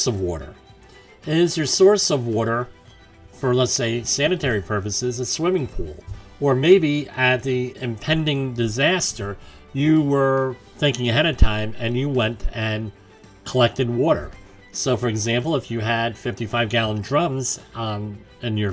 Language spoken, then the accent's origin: English; New York, United States; my home state of New York